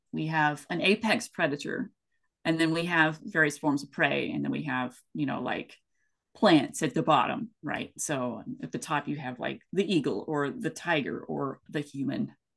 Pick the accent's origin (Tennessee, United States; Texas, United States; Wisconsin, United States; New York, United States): Tennessee, United States; East; moved away as an adult; also born or lived in West Coast US; I grew up in East Tennessee, and I've had biscuits and gravy my entire life.